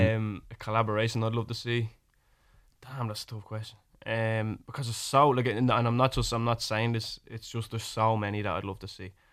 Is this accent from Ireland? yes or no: yes; Ireland; accent: Irish; my Irish accent